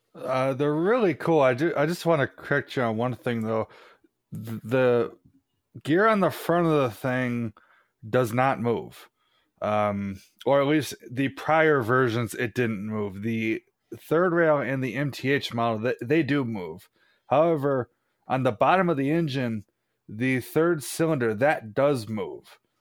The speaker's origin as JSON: {"language": "English", "region": "New York", "country": "United States", "said": "I'm from New York"}